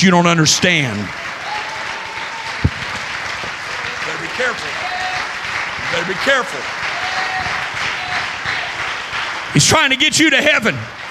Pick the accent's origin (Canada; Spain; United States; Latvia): United States; Southern Illinois; I'm a Midwesterner. I grew up in Southern Illinois